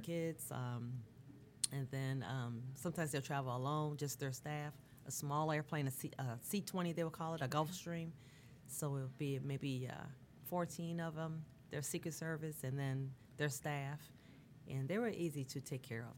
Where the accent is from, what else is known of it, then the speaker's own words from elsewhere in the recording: Bermuda; now in United States; I'm from Bermuda originally, okay. so my family in Bermuda